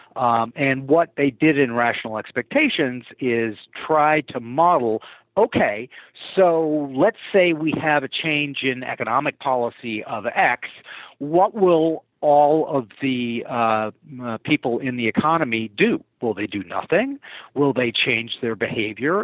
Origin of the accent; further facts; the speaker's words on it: St. Paul, Minnesota, United States; moved away as an adult; also born or lived in Greenwich, Connecticut; I grew up in St. Paul, Minnesota